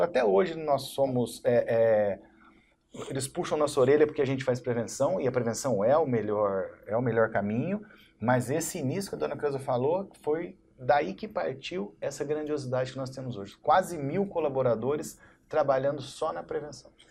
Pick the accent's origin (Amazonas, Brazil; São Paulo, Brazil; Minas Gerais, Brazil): São Paulo, Brazil; Barretos; also born or lived in São José do Rio Preto; eu sou de Barreto, assim, de Barreto desde essa dessa idade de três anos